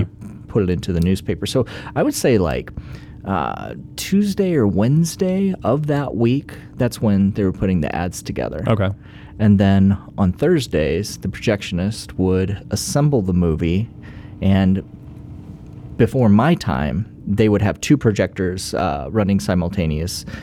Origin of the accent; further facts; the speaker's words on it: Johnson County, Kansas, United States; growing up in Johnson County